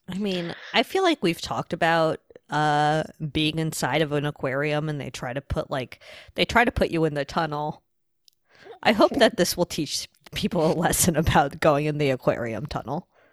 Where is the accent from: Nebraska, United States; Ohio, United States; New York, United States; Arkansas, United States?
New York, United States; I'm from New York